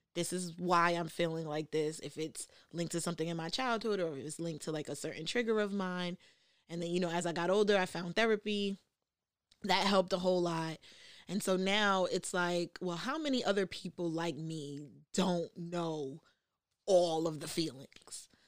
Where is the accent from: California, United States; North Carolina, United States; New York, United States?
New York, United States; New York City; also grew up in the, in New York, I'm from the Bronx